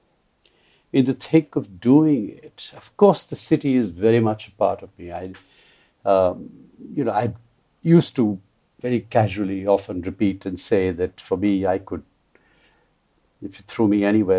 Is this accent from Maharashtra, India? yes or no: no; Kolkata, West Bengal, India; I was born and brought up in Calcutta, which was a very open cosmopolitan space